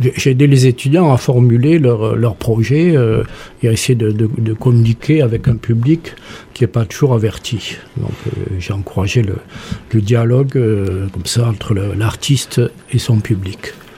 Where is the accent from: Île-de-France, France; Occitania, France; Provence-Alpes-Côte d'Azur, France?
Occitania, France; Toulouse; moved away; also born or lived in Montpellier; je suis né rue Miramar.